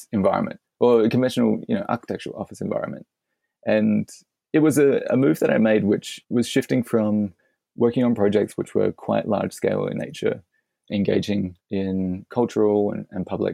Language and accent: English; Adelaide, South Australia, Australia; Adelaide, which is my hometown